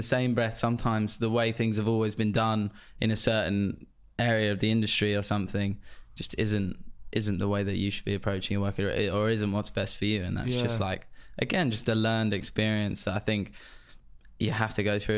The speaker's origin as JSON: {"language": "English", "town": "Cheshunt", "region": "East of England", "country": "United Kingdom", "tie": "born or raised there", "said": "my hometown, Cheshunt"}